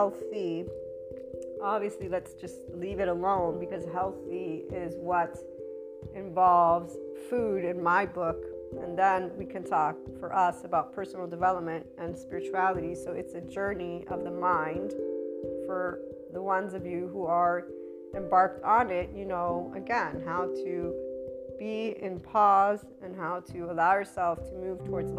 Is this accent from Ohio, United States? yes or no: no; Miami, Florida, United States; in the States, I'm from Miami